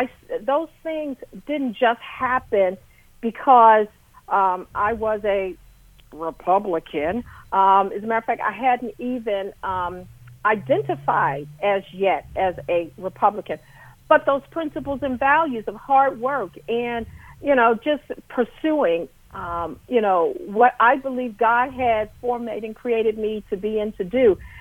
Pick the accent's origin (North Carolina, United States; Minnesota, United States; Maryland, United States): Maryland, United States; Baltimore; now in Ohio, United States; I came to Ohio, 'tis true, from the inner city of Baltimore, Maryland. I grew up in what was considered the ghetto. But if you go to my hometown right now in South Baltimore, it has been gentrified and prettified